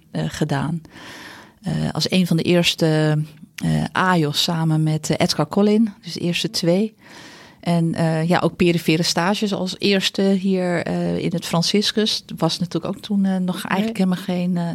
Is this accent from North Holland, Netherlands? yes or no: yes; De Goorn, North Holland, Netherlands; born there; Ik ben geboren in De Goren. Dat is een eh, klein dorpje nabij Horen, Noord-Holland. Ehm, ja, regio West-Friesland.